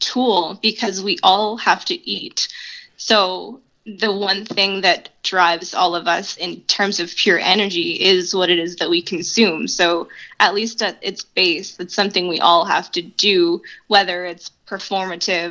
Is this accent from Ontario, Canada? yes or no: no; Halifax, Nova Scotia, Canada; moved away as an adult; now in Saint John, Canada; coming from outside of St. John, growing up in Halifax, and moving here in 2016